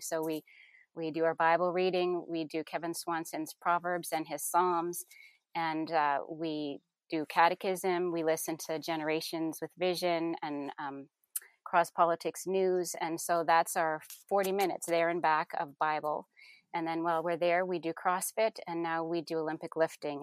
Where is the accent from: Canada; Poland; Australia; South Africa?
Canada; moved away as an adult; now in Kentucky, United States; we are Canadian